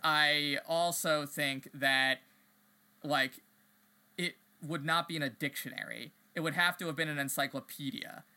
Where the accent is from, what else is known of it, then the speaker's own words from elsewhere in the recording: East Coast, United States; I grew up on the East Coast